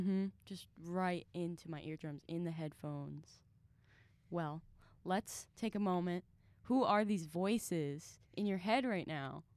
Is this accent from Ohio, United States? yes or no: yes; Mentor, Ohio, United States; I am from Mentor, Ohio